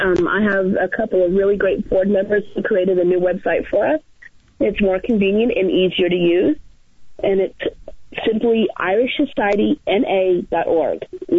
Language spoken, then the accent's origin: English; New England, United States; moved away; I'm from New England. I'm used to fog.